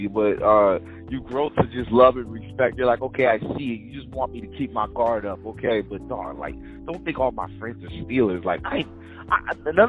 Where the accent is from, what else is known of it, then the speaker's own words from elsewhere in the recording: Cap-Haïtien, Nord, Haiti; I was born in Haiti too. I'm from Cap-Haïtien.